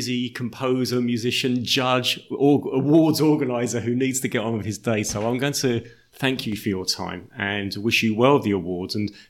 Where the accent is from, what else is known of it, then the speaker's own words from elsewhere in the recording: Kings Langley, East of England, United Kingdom; I grew up in Kings Langley, Watford, so Hertfordshire boy at heart.